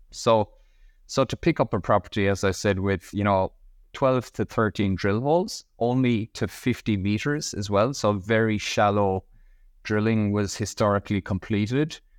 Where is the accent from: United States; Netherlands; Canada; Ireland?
Ireland; moved away as an adult; now in Western Australia, Australia; I'm originally from Ireland, as my accent could probably give away, but I'm based in Western Australia. I've been here for 12 years